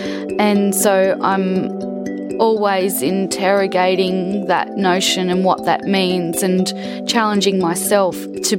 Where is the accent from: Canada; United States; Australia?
Australia; Brisbane, Queensland; now in North Stradbroke Island, Australia; I was born in South Brisbane